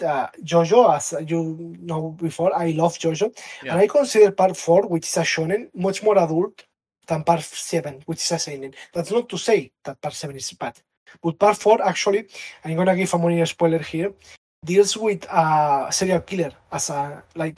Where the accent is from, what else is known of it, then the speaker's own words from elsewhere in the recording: Catalonia, Spain; first language Catalan; English is a second language; Catalan, which is a language in Spain. It's also my mother language.